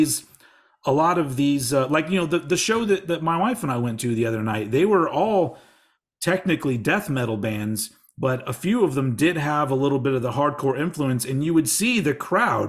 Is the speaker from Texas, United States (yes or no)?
yes; Texas, United States; I'm embarrassed about coming from Texas